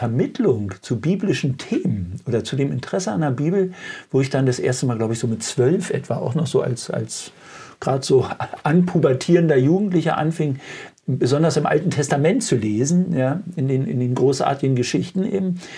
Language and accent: German; East Germany, Germany; mit der wir ja groß geworden sind im Osten, im Imperium war ja Freiheit ist Einsicht in die Notwendigkeit.